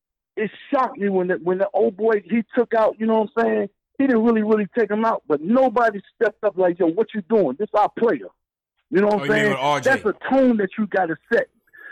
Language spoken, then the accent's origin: English; New York, United States; now in North Carolina, United States; I'm from New York. I'm down in North Carolina. I was just in Jersey the other day. I'm back in NC.